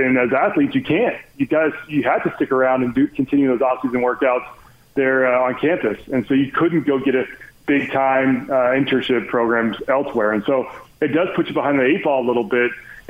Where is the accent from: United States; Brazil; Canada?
United States; Texas; now in Utah, United States; I'm from Texas